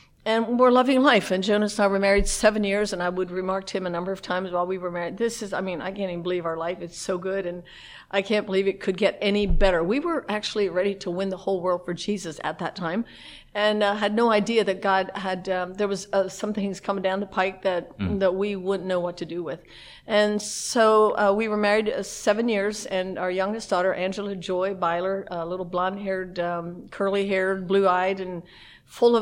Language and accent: English; Lancaster County, Pennsylvania, United States; We grew up in the Amish culture in Lancaster County, Pennsylvania